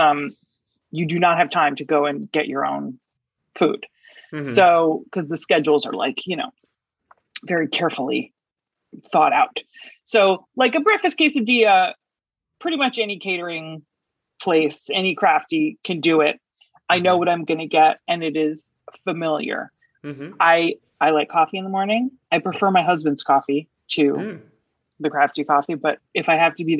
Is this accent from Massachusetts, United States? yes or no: no; Freehold, New Jersey, United States; now in Los Angeles, United States; I grew up in New Jersey, in central New Jersey. In a town called Freehold, hometown of ….